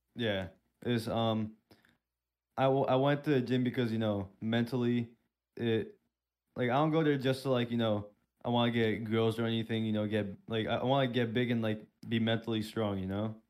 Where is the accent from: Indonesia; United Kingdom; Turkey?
Turkey; now in Pennsylvania, United States; I'm originally from Turkey